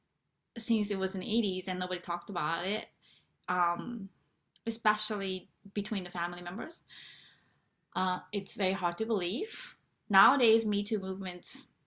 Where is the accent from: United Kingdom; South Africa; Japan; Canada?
Japan; moved away; I am originally from Japan